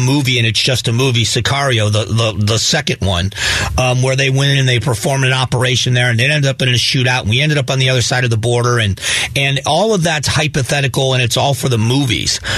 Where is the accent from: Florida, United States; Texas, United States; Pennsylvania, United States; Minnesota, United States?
Florida, United States; Southwest; I was raised in Southwest Florida. I still, you know, have a romance about where I grew up.